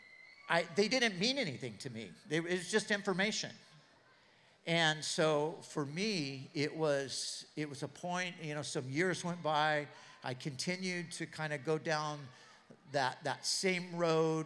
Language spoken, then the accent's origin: English; Southern California, United States; I grew up in Southern California